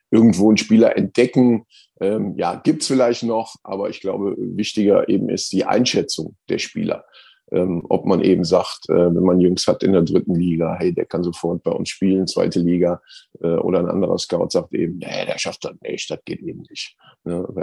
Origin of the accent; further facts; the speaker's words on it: Cologne, North Rhine-Westphalia, Germany; ja gut, ich, bin, ich, ich, bin, Kölner, also von daher.